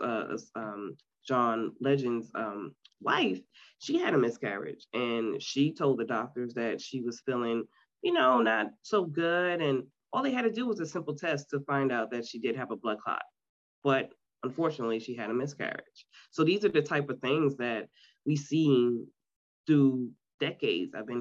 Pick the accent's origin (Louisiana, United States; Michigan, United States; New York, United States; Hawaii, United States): New York, United States; New York City; now in Myrtle Beach, United States; I was born and raised in Queens, New York City